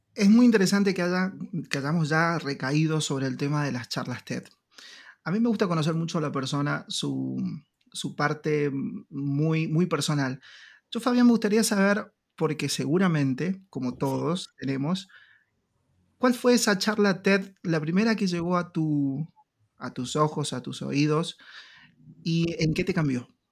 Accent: Argentina; nuestro país, Argentina

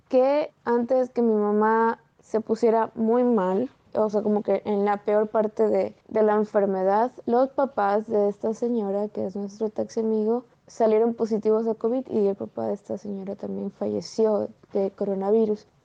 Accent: Guayaquil, Guayas, Ecuador; soy de Guayaquil, tengo 22 años

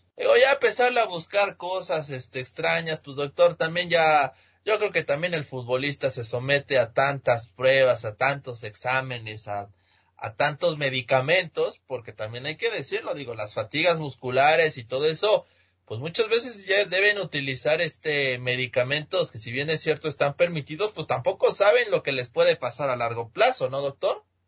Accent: Mexico; aquí en mi país, en México

